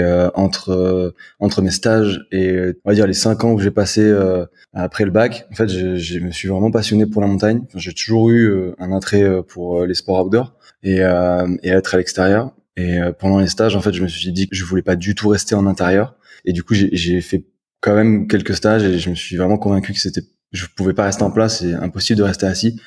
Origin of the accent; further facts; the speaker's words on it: Marseille, Provence-Alpes-Côte d'Azur, France; j'ai grandi à, j'ai grandi à Marseille